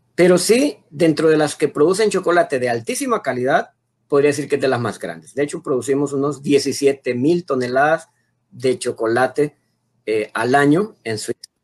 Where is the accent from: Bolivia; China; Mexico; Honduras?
Honduras; como hondureños